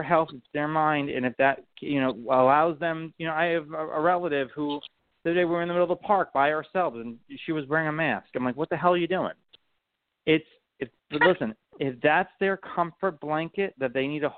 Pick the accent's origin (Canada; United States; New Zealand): United States; I'm an American